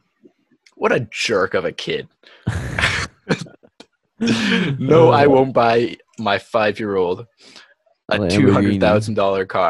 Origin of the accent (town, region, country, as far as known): Ontario, Canada